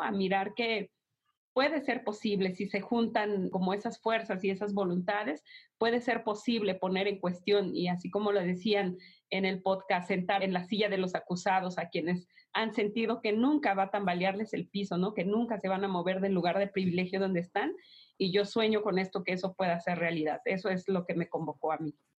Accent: Mexico

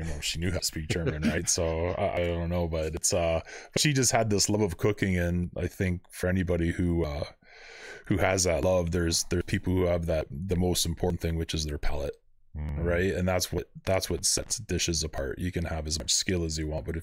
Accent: Thorold, Ontario, Canada; also born or lived in St. Catharines / Calgary; I was born in St. Catharines at the General Hospital, which I'm sure everybody was back in mm-hmm. the early 70s, and raised at Thorold.

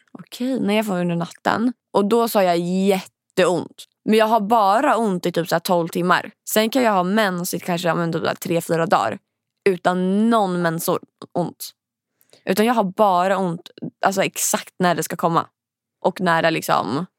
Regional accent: Linköping, Östergötland, Sweden; moved away; när jag bodde hemma i Linköping

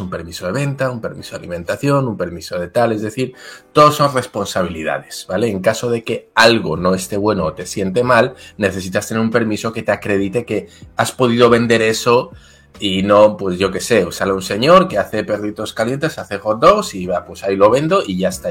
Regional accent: Basque Country, Spain; also born or lived in Mexico; yo soy vasco

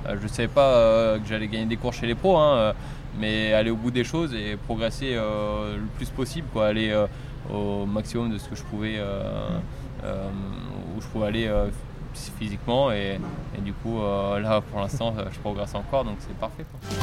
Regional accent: Normandy, France; moved away; je suis normand et c'est vrai que euh, bah, comme tout jeune, j'ai commencé dans mon club local, 5 km de chez mes parents

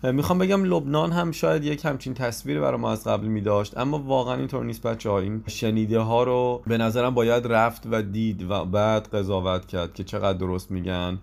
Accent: Iran; ما از ایران اومدیم

